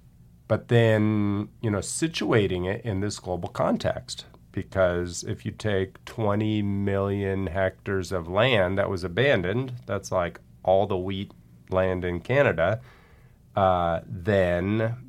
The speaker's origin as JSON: {"language": "English", "region": "California", "country": "United States", "tie": "born or raised there"}